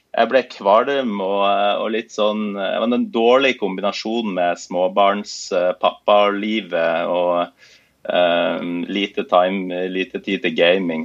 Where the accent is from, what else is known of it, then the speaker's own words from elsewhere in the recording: Bodø, Nordland, Norway; now in Oslo, Norway; jeg er opprinnelig fra Bodø, som er en, en by nord i, i Norge